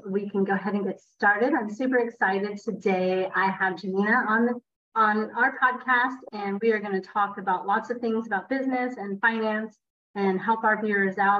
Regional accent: California, United States; now in Miami, United States; I'm originally from California, but Miami is my home.

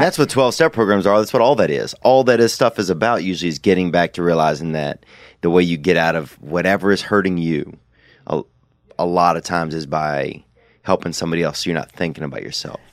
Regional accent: the South, United States; I'm from the South

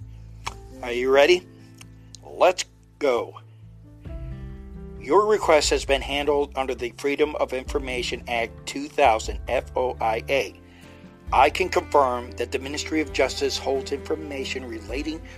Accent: United States; I'm just speaking as an American

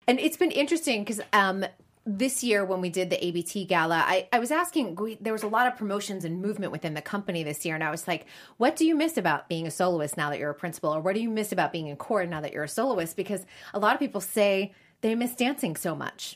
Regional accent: Boston, Massachusetts, United States; also born or lived in New York City; now in Los Angeles, United States; I grew up in Boston and lived in New York City

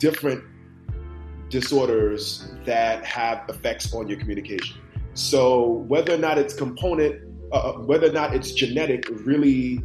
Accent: New York City, New York, United States; I'm from Brooklyn, New York.

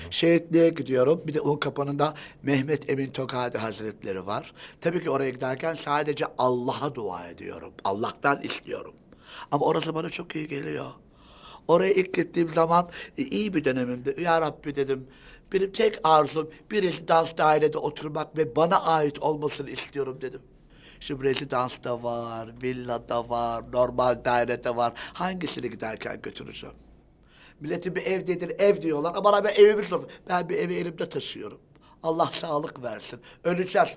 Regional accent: Siirt, Siirt Province, Turkey; biz, e, ataerkil bir aileyiz, Siirtliyiz.

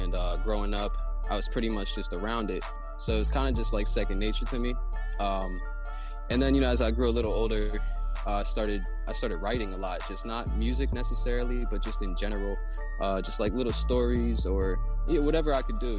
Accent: Erie, Pennsylvania, United States; I'm from Erie, PA, which is Erie, Pennsylvania.

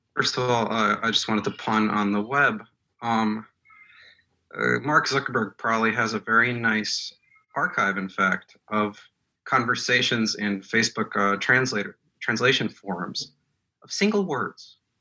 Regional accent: Moscow, Russia; English is a second language; moved away; I was born in Moscow. I speak Russian.

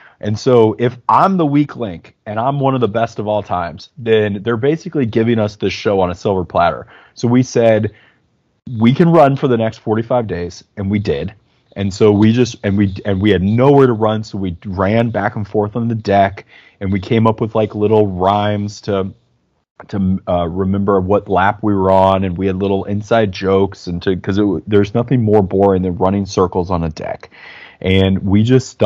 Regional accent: Midwest, United States; I'm from the Midwest. I'm from cold places

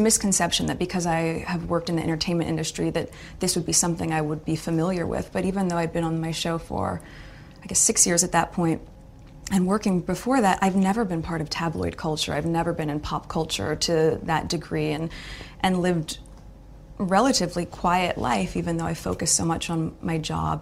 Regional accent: United States; I'm from the States

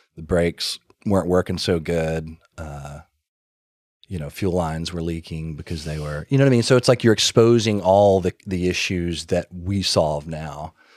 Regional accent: Birmingham, Alabama, United States; I grew up in Birmingham, Alabama

